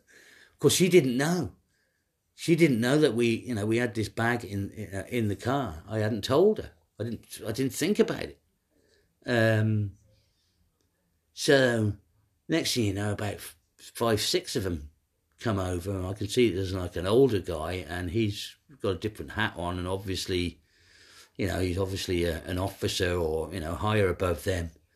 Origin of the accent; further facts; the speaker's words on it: Ireland; moved away; also born or lived in Munich; I'm an Irish guy